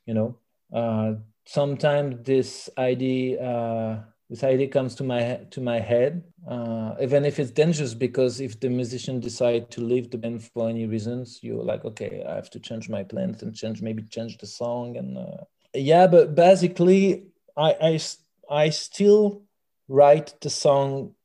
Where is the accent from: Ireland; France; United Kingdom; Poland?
France; first language French; English is a second language; now in Belgium; I'm fr- I'm French from France